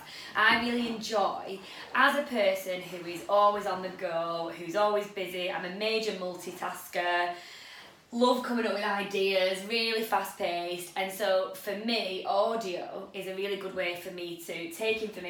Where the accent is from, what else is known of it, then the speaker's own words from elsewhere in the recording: Chorley, North West England, United Kingdom; We are from Chorley, Lancashire, in the north of England